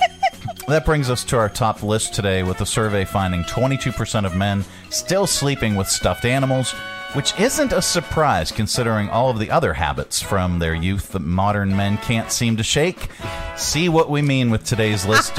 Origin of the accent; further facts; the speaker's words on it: Pittsburgh, Pennsylvania, United States; now in Virginia, United States; I'm from Pittsburgh